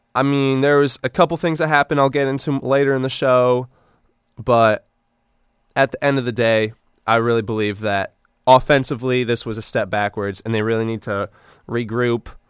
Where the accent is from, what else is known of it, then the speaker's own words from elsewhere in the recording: East Lansing, Michigan, United States; I grew up watching Michigan State football. I'm from East Lansing